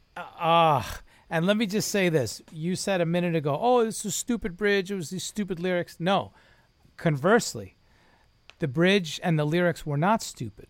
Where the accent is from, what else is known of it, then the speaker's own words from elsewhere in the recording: New York, United States; We're both New Yorkers